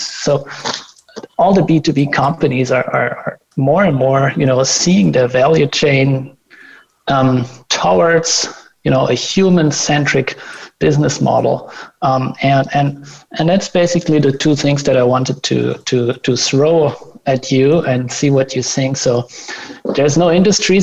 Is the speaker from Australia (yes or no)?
no; Germany; another company from my home country